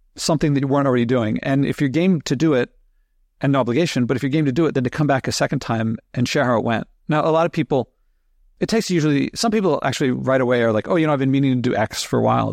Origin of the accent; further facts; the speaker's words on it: Philadelphia, Pennsylvania, United States; I grew up in Philadelphia, so going down the shore in Jersey wasn't too far away